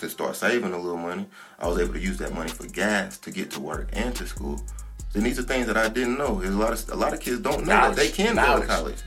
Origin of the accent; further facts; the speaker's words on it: Asheville, North Carolina, United States; I'm from Klondike. I went to UNCA